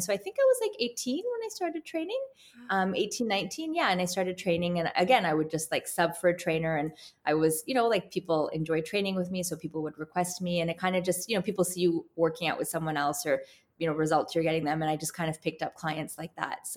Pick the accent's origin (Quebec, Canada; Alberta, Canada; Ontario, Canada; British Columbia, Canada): Ontario, Canada; Toronto; I'm actually born and raised in Canada, in Toronto.